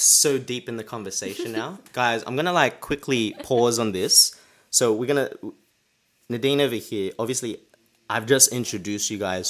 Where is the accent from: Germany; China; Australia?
Australia; moved away as an adult; now in London, United Kingdom; I'm Australian, and now I'm living in London